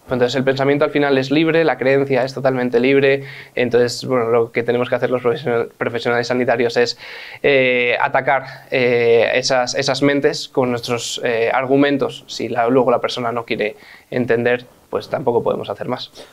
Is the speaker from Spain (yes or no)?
yes; Madrid, Community of Madrid, Spain; yo cuando nací, nací en el Hospital de La Paz